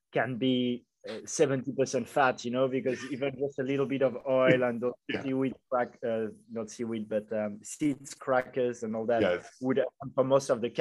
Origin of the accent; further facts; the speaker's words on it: Paris, Île-de-France, France; now in Bali, Indonesia; I'm from Paris originally, and I haven't left Bali for the past 2.5 years